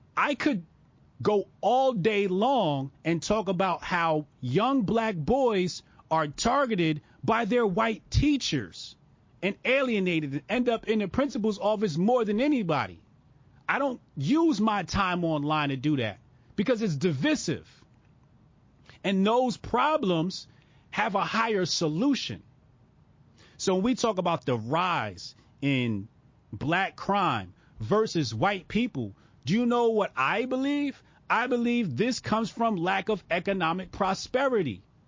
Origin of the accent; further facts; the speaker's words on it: Newark suburbs, New Jersey, United States; I moved from Newark to the Burbs in third grade